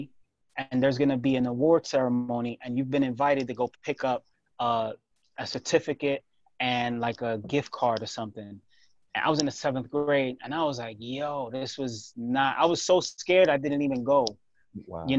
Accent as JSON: {"language": "English", "region": "New York", "country": "United States", "tie": "born or raised there", "said": "growing up in New York"}